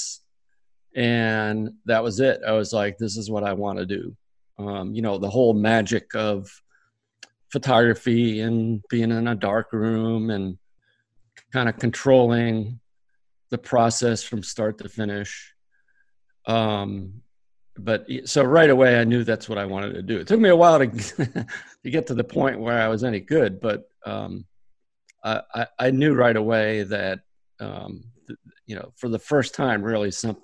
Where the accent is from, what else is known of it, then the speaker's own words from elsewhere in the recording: South Dartmouth, Massachusetts, United States; I grew up in South Dartmouth, Mass, just about 60 miles from Boston